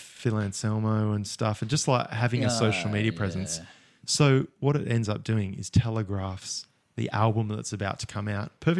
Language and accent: English; Bunbury, Western Australia, Australia; Growing up in Bunbury